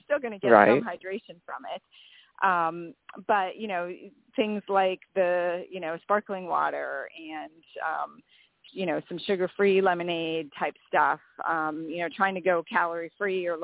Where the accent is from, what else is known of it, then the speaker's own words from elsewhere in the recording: Wisconsin, United States; I grew up in Wisconsin and card games were like the thing